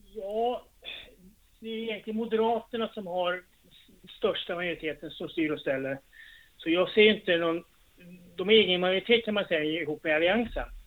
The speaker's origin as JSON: {"language": "Swedish", "town": "Trosa", "region": "Södermanland", "country": "Sweden", "tie": "born or raised there", "said": "jag är från Västjo, men det är Trosa kommun. Men ja, jag är bott här, i, född i det här huset jag bor"}